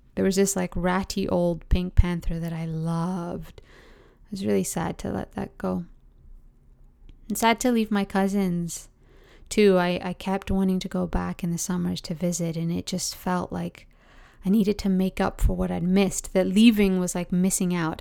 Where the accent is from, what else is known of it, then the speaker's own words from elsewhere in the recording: Oakville, Ontario, Canada; also born or lived in London, England / Dayton, Ohio; So I was born in London, England. I grew up in Oakville, Ontario. After like a year stint we spent in Dayton, Ohio